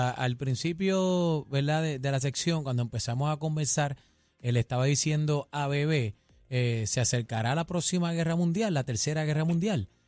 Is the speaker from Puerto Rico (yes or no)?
yes; Puerto Rico